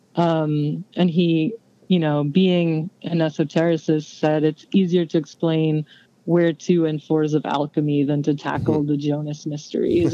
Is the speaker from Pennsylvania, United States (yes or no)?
no; San Antonio, Texas, United States; I grew up in San Antonio, Texas